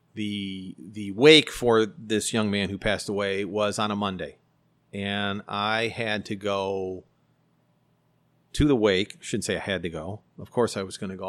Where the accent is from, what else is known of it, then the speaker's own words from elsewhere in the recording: Elmhurst, Illinois, United States; I love my hometown.